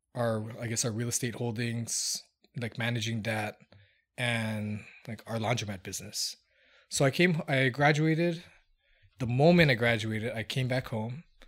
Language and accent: English; Hilo, Hawaii, United States; moved away as an adult; also born or lived in New Zealand; now in Las Vegas, United States; I'm from Hawaii, um, born in small town Hilo